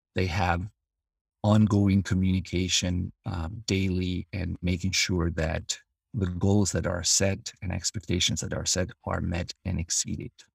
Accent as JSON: {"language": "English", "country": "Albania", "moved": "as an adult", "lives_now": "United States", "said": "I'm originally from Albania. I came to the United States as a student in nineteen ninety-nine"}